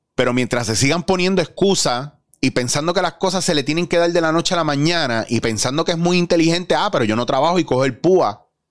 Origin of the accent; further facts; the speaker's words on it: Puerto Rico; nosotros como puertorriqueños